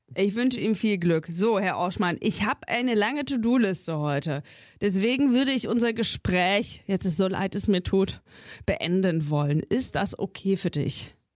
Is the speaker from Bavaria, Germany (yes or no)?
no; a village in Thuringia, Germany; now in Berlin, Germany; fahre ich nochmal ins thüringische Dorf und treffe mich da mit zwei äh, Schulfreundinnen.